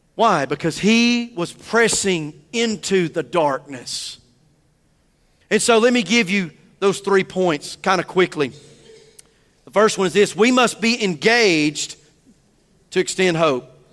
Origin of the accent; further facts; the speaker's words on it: the South, United States; I'm a Southerner